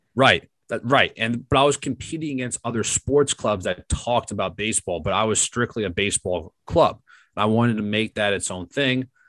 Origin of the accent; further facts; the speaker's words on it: New York, United States; as a New Yorker, I've listened to the fan my whole life.